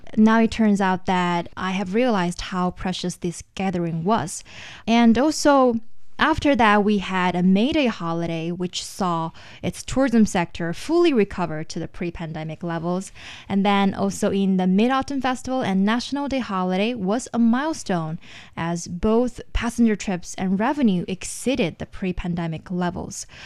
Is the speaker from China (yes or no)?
yes; Shenyang, Liaoning, China; moved away; the trip that I made to my hometown